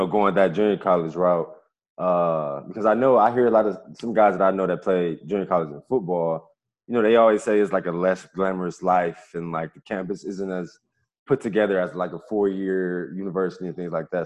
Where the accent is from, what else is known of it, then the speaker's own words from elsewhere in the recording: Ohio, United States; I'm from Ohio. So, yeah, like you said, just growing up a Midwest kid